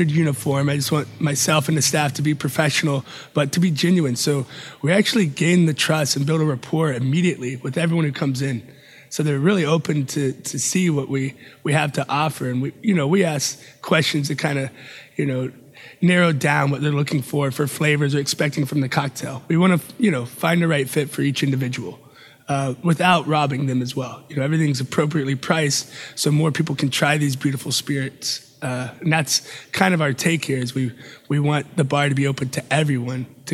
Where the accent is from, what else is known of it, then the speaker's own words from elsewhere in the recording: Atlanta, Georgia, United States; also born or lived in Charlotte, North Carolina / Spain; now in San Antonio, United States; Originally Atlanta, Georgia